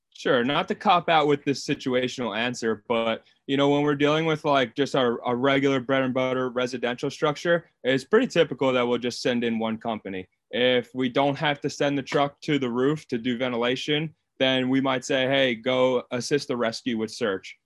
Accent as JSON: {"language": "English", "area": "Long Island", "region": "New York", "country": "United States", "moved": "as an adult", "lives_now": "Wilmington, United States", "said": "I'm originally from Long Island, New York. I moved down to Wilmington, North Carolina when I got hired"}